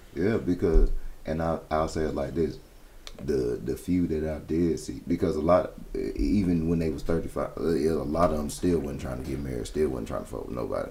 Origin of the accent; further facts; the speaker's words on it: Florida, United States; moved away; I grew up in Florida